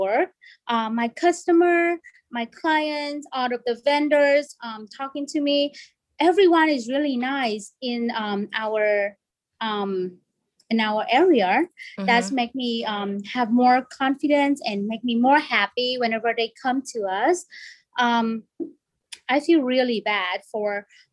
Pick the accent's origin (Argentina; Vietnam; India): Vietnam; English is a second language; moved away as an adult; now in United States; I was born in Vietnam and came here when I was 20